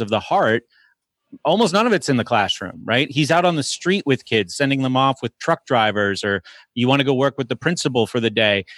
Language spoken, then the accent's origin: English; Exeter, New Hampshire, United States; moved away as an adult; now in Pittsburgh, United States; I grew up in New England, Exeter, New Hampshire